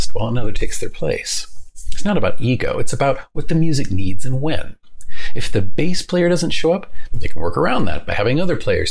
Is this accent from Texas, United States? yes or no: no; New Orleans, Louisiana, United States; I grew up in New Orleans